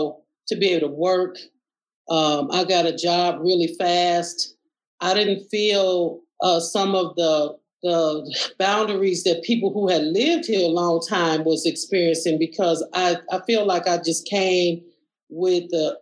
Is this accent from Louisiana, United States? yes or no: no; Chicago, Illinois, United States; moved away as an adult; now in Milwaukee, United States; my father had just died in Chicago. And when he died, I really felt like I was alone by myself in a city full of people that I grew up with and knew